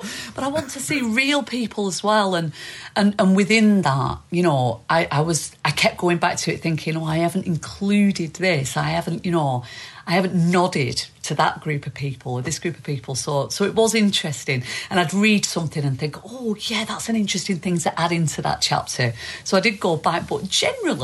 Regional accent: East Lancashire, North West England, United Kingdom; accent: East Lancashire; East Lancashire accent.

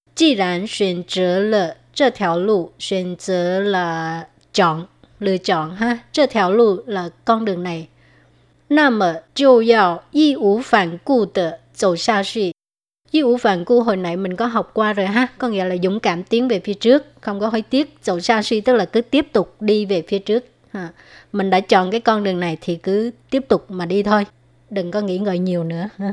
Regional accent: Vietnam; first language Vietnamese; now in Taiwan; hồi ở Việt Nam

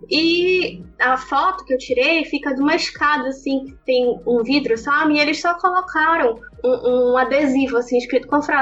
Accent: Belém, Pará, Brazil; Eu tenho 25 anos, sou de Belém do Pará e eu sou acadêmica de medicina

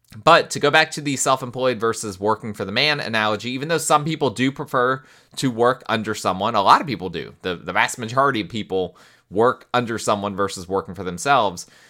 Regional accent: United States

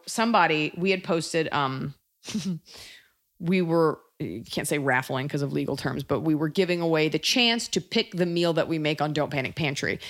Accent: United States; as an American

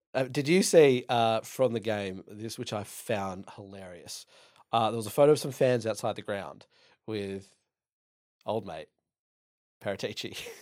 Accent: Dublin, Leinster, Ireland; I'm Irish. I'm from Dublin

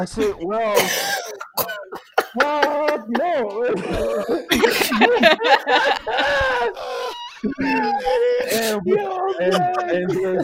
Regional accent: Büyükçekmece, Istanbul, Turkey; moved away; also born or lived in West Virginia, United States; it's my hometown also.

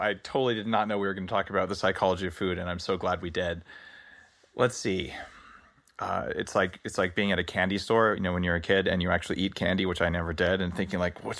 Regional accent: California, United States; because I come from Silicon Valley, where like the culture's Silicon Valley-ish and you're very entrepreneurial but very tech-focused

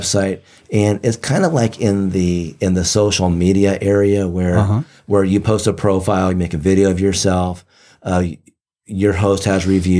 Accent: Japan; born there; first language Japanese; English is a second language; I was born in Japan, and I learned Japanese and spoke it fluently before I ever learned English.

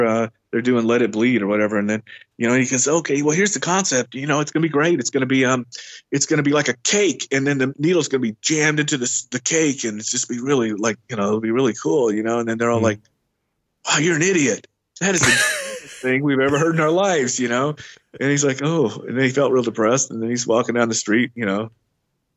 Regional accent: Illinois, United States; moved away; I went back to my hometown

